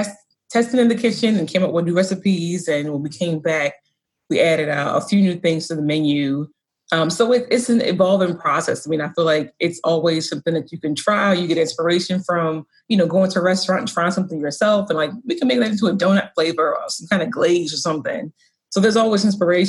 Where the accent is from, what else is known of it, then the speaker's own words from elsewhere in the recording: the South, United States; moved away as an adult; also born or lived in DMV; now in Baltimore, United States; I grew up in the South. I went to school in the Deep South and decided to return to the DMV when I graduated.